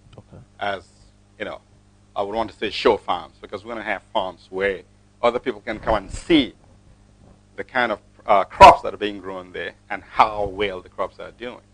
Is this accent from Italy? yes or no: no; Akwa Ibom, Nigeria; now in United States; I'm from Akwa Ibom State.